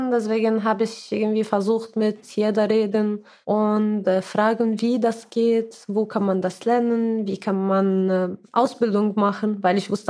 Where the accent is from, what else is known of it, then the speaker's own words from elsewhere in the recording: Syria; now in Mannheim, Germany; ich komme aus Syrien und äh, ich wohne hier in Mannheim, bin seit fast sechs Jahren in Deutschland